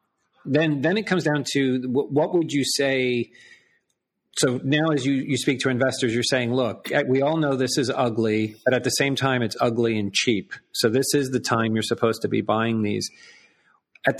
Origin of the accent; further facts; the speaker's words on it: United States; as an American